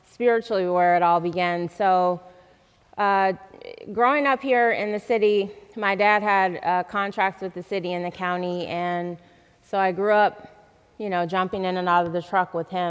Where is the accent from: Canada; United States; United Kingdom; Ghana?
United States; Grand Rapids, Michigan; also born or lived in Texas; when I first came back to Grand Rapids